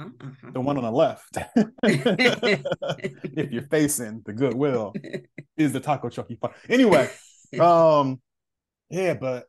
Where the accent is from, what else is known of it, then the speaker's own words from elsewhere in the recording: Oakland, California, United States; moved away as an adult; also born or lived in Boston; now in Philadelphia, United States; Every time I'm like, yeah, I'm from Oakland